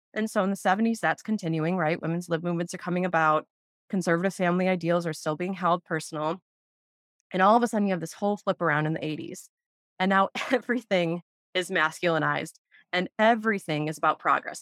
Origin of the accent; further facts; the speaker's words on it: Wisconsin, United States; growing up in Wisconsin in the 90s